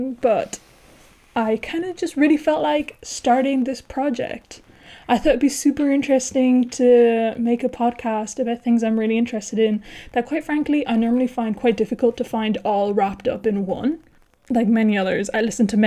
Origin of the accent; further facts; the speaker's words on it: Ireland; accent: Irish; moved away as an adult; now in Spain; I am Irish, thus my weird accent